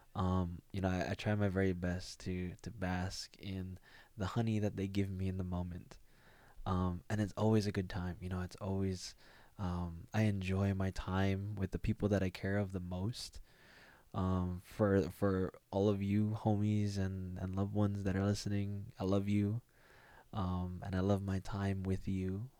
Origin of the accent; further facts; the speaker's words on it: United States; as a Filipino American, um, or even a Asian American